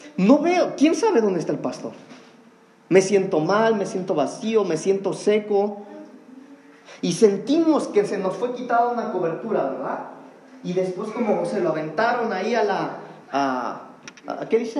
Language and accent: Spanish; Mexico; eso es parte de nuestra cultura como mexicanos.